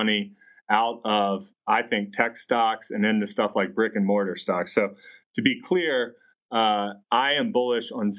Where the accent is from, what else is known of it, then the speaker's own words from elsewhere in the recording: Atlanta, Georgia, United States; I'm from Atlanta